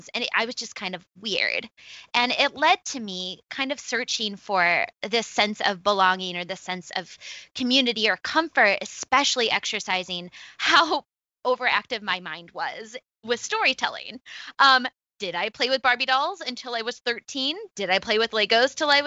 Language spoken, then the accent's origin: English; Rochester, New York, United States; also born or lived in Buffalo, New York; I'm from upstate New York. I'm from Rochester